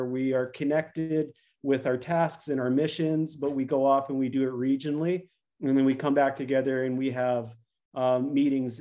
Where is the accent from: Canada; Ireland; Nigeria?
Canada; moved away as an adult; now in United States; I'm a Canadian originally